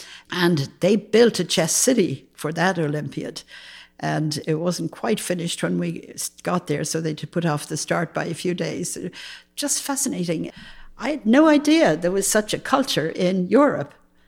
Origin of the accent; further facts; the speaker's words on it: United States; I can. I mean, I'm American.